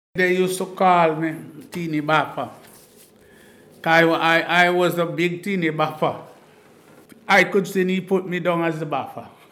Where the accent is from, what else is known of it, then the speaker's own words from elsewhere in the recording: Jamaica; now in Bristol, United Kingdom; I myself was a cricketer from back home